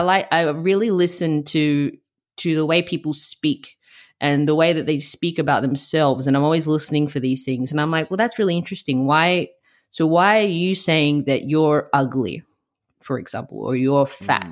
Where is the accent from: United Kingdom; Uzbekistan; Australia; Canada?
Australia; also born or lived in Melbourne; I moved back to my hometown.